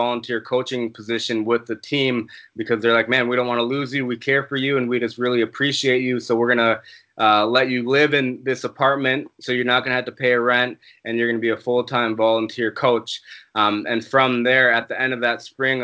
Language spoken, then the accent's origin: English; Plymouth, Minnesota, United States; moved away as an adult; also born or lived in Rochester, Minnesota; now in Prague, Czech Republic; where we grew up in Plymouth, Minnesota